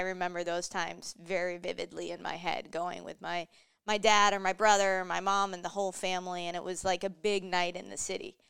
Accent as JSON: {"language": "English", "town": "Mansfield", "region": "Massachusetts", "country": "United States", "tie": "born or raised there", "also_born_or_lived": "Boston", "moved": "as an adult", "lives_now": "Minnesota, United States", "said": "I grew up in Mansfield."}